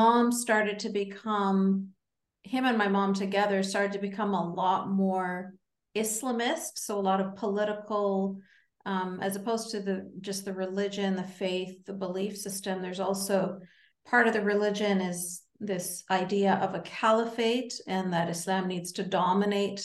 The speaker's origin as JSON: {"language": "English", "country": "Canada", "said": "as a Canadian"}